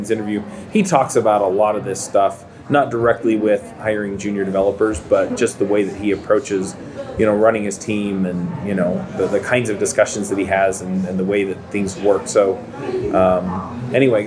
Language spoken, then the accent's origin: English; Utah Valley, United States; born or raised there